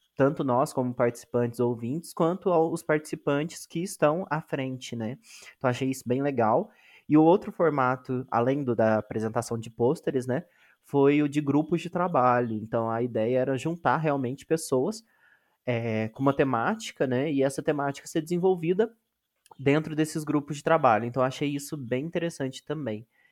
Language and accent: Portuguese; Minas Gerais, Brazil; eu sou de Minas Gerais, né, sou do Sudeste, mas sou de Minas Gerais